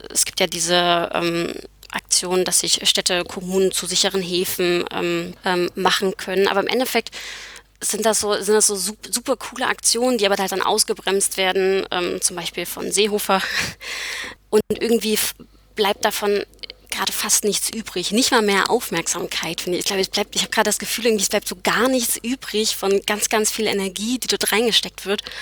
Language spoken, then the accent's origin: German; Leipzig, Saxony, Germany; also born or lived in Erfurt; Und komme, ich komme eigentlich aus Leipzig und war jetzt aber ganz lange in Erfurt ähm, und habe dort studiert.